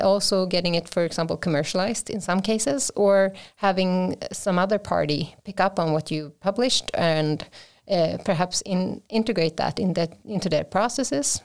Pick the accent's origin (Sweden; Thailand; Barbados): Sweden; Vimmerby, Kalmar County; I am from Sweden, uh, born and raised in, uh, south of here, so, uh, from the classic, uh, forests of, uh, Vimmerby